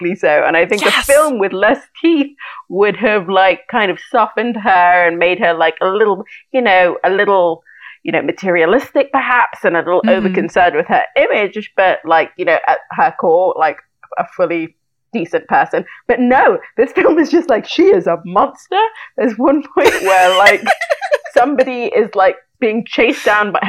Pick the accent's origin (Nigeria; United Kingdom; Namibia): United Kingdom; when you're kind of a teenager in the UK